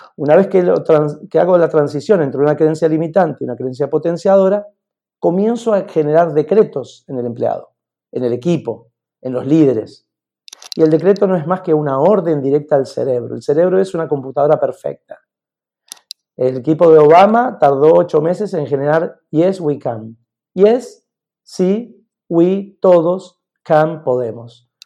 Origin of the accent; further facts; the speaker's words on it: Mendoza, Argentina; moved away as an adult; also born or lived in Barcelona, Spain; estoy en Mendoza, en mi tierra, con gente maravillosa